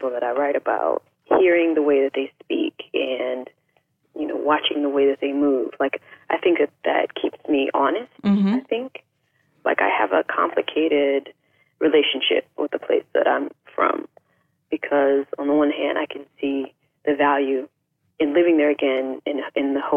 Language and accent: English; DeLisle, Mississippi, United States; moved away; my hometown is this like small town on the bayou, on the Mississippi Gulf Coast, called DeLille.